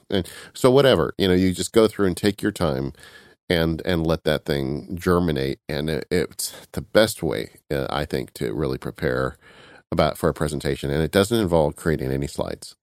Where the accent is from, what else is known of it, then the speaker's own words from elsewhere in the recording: California, United States; I'm from California